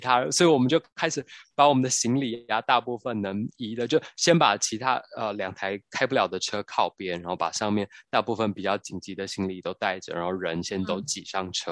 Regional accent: Taiwan; 我们台湾人最爱的 bubble tea

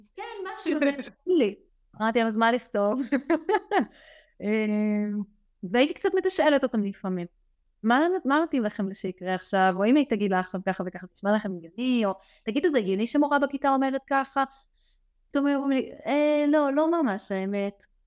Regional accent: Israel; moved away; אני גדלתי במושב קטן, חזרתי אחר כך למושב קטן, אני כבר לא גרה שם

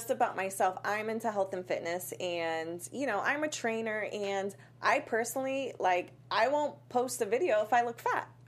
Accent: Boulder, Colorado, United States; moved away; I'm originally from Boulder, Colorado.

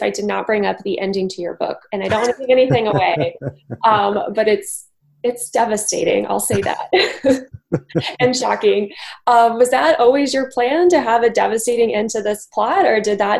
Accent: Missouri, United States; moved away as an adult; also born or lived in Brooklyn, New York; now in Jersey City, United States; So I'm from Missouri, but I've lived in the New York area for 6 years, and I first lived in Brooklyn my first 3 years.

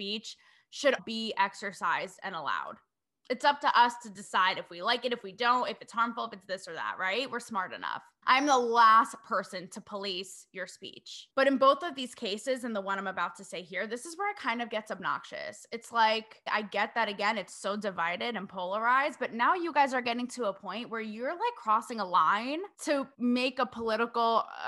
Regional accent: New England, United States; I hail from New England

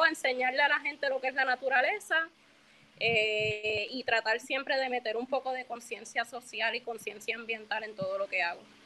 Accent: Puerto Rico; also born or lived in United States; nací en Estados Unidos, llegué a Puerto Rico con nueve años, eh, desde entonces vivo o viví la mayoría de mi adolescencia en la barriada de Israel

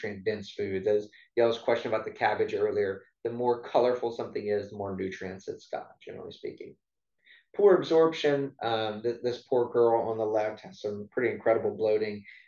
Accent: South Louisiana, United States; I grew up in South Louisiana

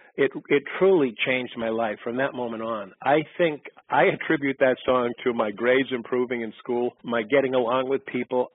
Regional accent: Boston, Massachusetts, United States; I grew up in Boston

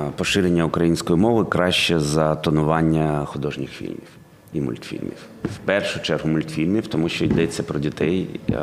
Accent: Kharkiv, Kharkiv Oblast, Ukraine; ми з Харкова

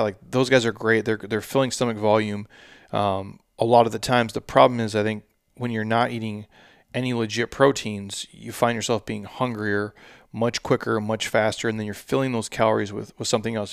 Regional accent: Midwest, United States; I'm from the Midwest

